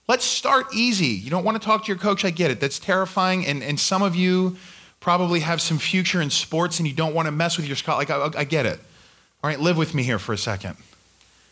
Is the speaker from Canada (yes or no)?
no; Australia; now in United States; When I was growing up in Australia, I took this, my teacher taught me what to do if I was ever approached by the Queen of England